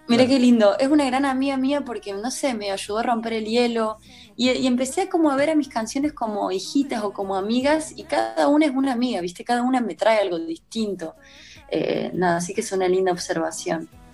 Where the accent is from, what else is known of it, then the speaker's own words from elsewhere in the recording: Córdoba, Argentina; moved away; yo soy de Córdoba